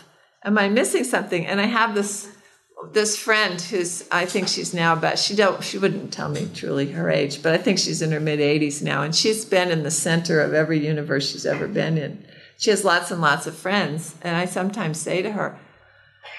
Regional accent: St. Louis, Missouri, United States; I was from St. Louis

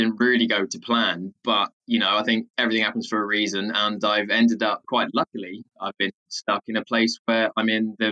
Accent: Hertfordshire/Essex border, East of England, United Kingdom; I grew up in a very landlocked part of Hearts and Essex, just north of London

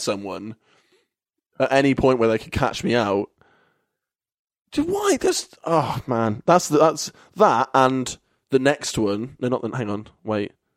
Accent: Kettering, East Midlands, United Kingdom; moved away as an adult; now in Bristol, United Kingdom; Kettering, which is my hometown.

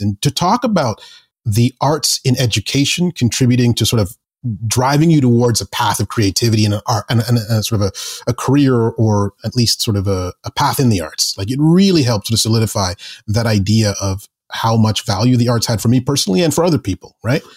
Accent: Zambia; moved away; also born or lived in England / Canada; my dad got a job in Zambia in Central Africa. And sort of, I sort of grew up there

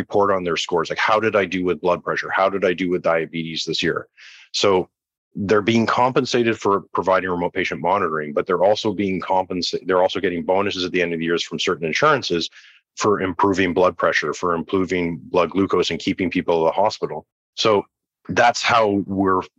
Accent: Canada; I'm Canadian, so I come from the Canadian healthcare system

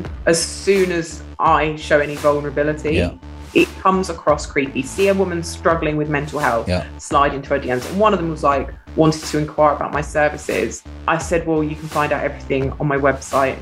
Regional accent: Sussex, South East England, United Kingdom; I grew up in Sussex

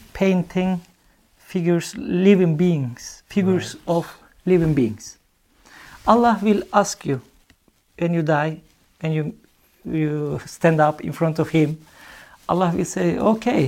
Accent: Aksaray, Aksaray Province, Turkey; born or raised there; English is a second language; moved away as an adult; now in Norway

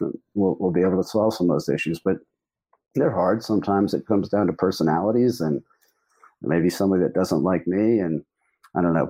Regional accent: United States

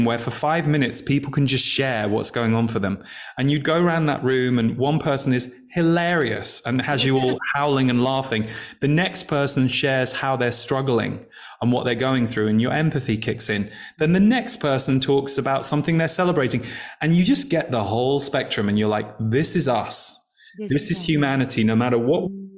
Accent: England, United Kingdom; when I was growing up in England

